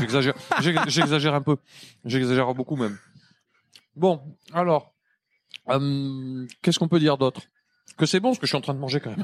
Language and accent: French; Montpellier, Occitania, France; notre tour Eiffel à nous à Montpellier